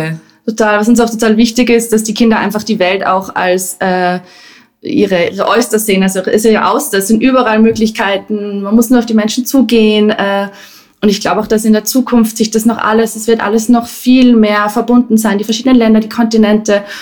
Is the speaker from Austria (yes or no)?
yes; Salzburg, Austria; moved away as an adult; also born or lived in Dubai / Abu Dhabi / Johannesburg / Sydney; Ähm, ich komme aus Salzburg und bin jetzt auch wieder in Salzburg gelandet nach fast 20 Jahren bald im Ausland.